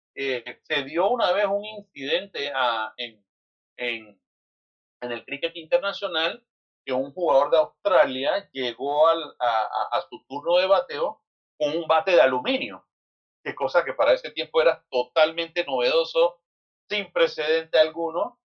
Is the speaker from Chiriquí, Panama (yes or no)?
no; Panama City, Panama; nosotros nacimos y nos criamos en la central